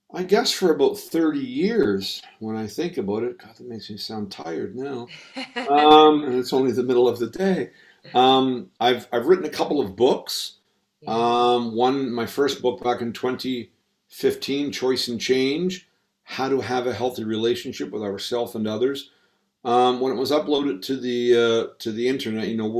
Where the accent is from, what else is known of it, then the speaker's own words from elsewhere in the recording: Halifax, Nova Scotia, Canada; moved away as an adult; also born or lived in Barbados; now in United Kingdom; I was born in Halifax, Nova Scotia, which is on the eastern seaboard of Canada. I grew up there, lived there for about the first 35 years of my life.